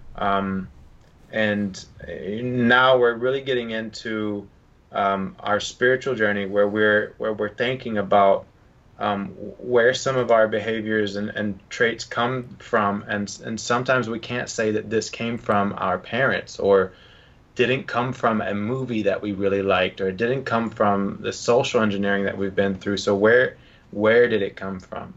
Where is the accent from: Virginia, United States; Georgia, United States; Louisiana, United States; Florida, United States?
Georgia, United States; I'm from Georgia